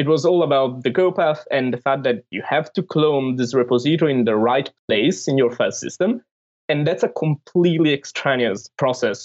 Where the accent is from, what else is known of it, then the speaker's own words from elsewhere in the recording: Italy; I'm from Italy and I work at Cloudflare